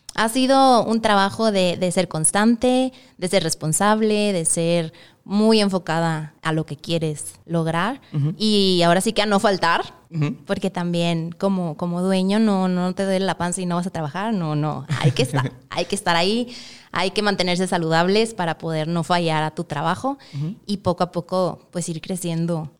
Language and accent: Spanish; Monterrey, Nuevo León, Mexico; yo soy de Monterrey